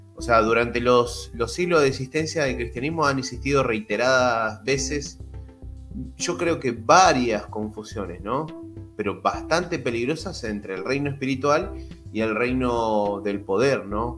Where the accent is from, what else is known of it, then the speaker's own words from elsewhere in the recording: Argentina; yo soy de Argentina